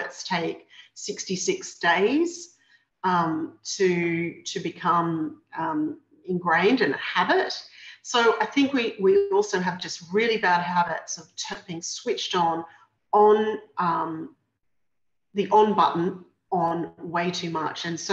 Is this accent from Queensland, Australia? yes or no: yes; Brisbane, Queensland, Australia; I was 16 and I grew up in Brisbane